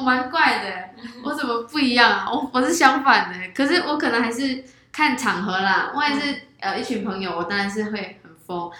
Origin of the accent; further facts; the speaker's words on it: Malaysia; now in Taiwan; 那我是来自马来西亚的 YouTuber，我现在暂时是，呃，在台湾做 YouTube